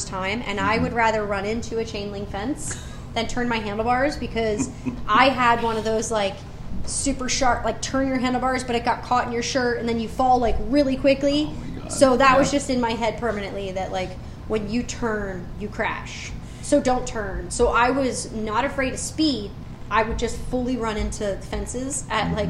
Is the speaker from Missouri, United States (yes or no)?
no; Philadelphia, Pennsylvania, United States; growing up in Philadelphia, Sundays are for football